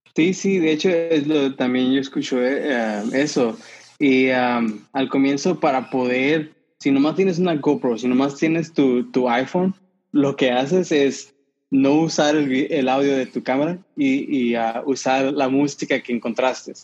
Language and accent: Spanish; San Diego, California, United States; accent: pocho; yo nací aquí en San Diego y si ah, escuchan mi acento pueden, pueden detectar que soy medio pocho